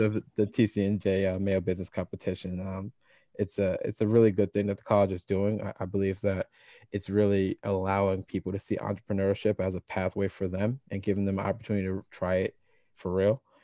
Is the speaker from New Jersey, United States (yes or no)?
yes; Ewing, New Jersey, United States; also born or lived in Trenton, New Jersey; I was born in Trenton, uh, when I started grade school, uh, so I did preschool in Trenton, then started kindergarten